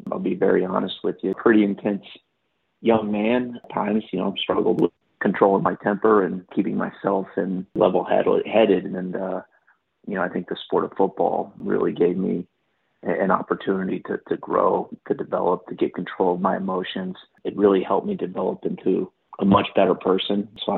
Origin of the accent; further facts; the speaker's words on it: Houston, Texas, United States; growing up in Houston